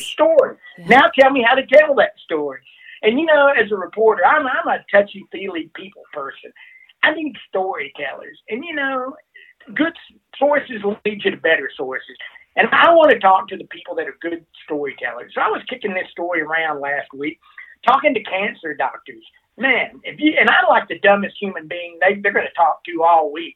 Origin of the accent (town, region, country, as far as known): Alabama, United States; born or raised there; moved away as an adult; also born or lived in Mississippi; now in Colorado, United States